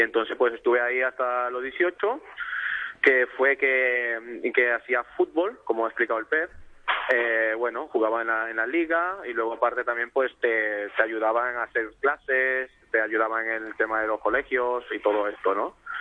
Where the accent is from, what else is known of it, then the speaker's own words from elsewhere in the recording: Ecuador; now in Barcelona, Spain; nací en Ecuador